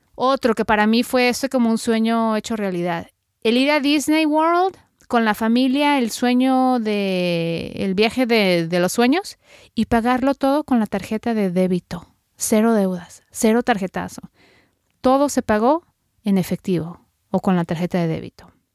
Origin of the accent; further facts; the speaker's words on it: Mexico; now in United States; soy periodista mexicana radicada en Estados Unidos